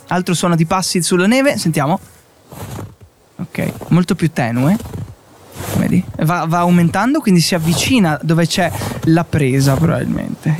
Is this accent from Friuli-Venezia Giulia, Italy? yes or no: yes; Friuli-Venezia Giulia, Italy; dalle nostre parti, un po' in Friuli